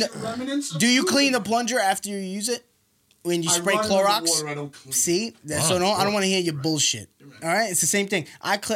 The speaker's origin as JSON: {"language": "English", "town": "New York City", "region": "New York", "country": "United States", "also_born_or_lived": "Nassau County, New York", "moved": "yes", "said": "I'm Nassau, first of all, I'm not from Seaford, all right? I'm from fucking Killer Queens, baby."}